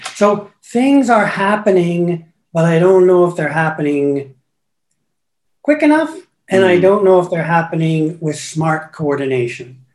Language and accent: English; Guelph, Ontario, Canada; born or raised there; moved away as an adult; also born or lived in Hamilton / Toronto / Paris / Mexico